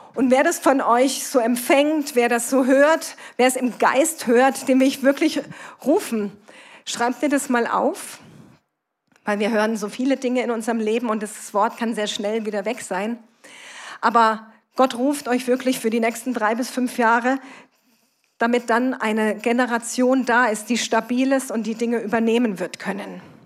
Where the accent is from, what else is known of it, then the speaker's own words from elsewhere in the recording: Kassel, Hesse, Germany; komme ich aus Kassel, bin verheiratet, wir haben zwei erwachsene Kinder